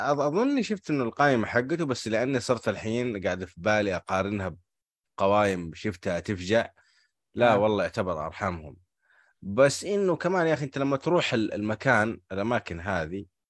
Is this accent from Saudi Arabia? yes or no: yes; Hejaz, Saudi Arabia; هنا عندنا في الحجاز